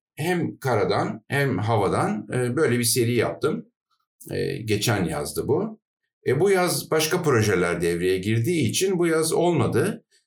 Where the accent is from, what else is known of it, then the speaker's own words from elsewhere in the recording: Adana, Turkey; moved away as an adult; Adana'da benim doğduğum yer Adana.